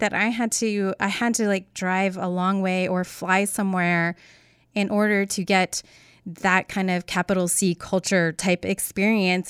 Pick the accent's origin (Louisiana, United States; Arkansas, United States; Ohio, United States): Arkansas, United States; Northwest; growing up in Northwest Arkansas